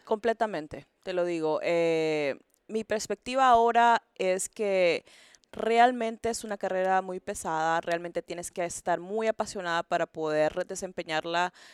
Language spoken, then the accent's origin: Spanish; Honduras; moved away as an adult; now in Houston, United States; soy hondureña